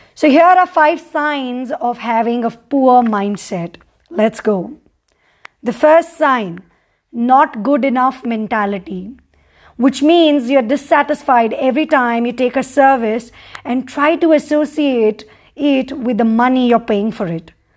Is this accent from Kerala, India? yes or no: no; Mumbai, Maharashtra, India; moved away as an adult; now in Sikkim, India; I've born and brought up in Mumbai